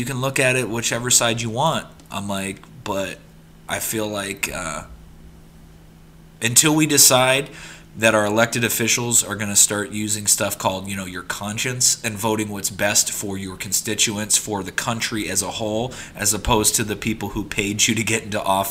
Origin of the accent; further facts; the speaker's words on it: United States; we're Americans